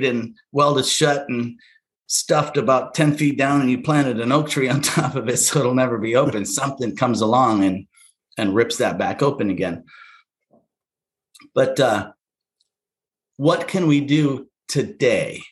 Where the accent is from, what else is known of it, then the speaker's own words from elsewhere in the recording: Alaska, United States; I was born in Alaska to a family of 10 in a subsistence style living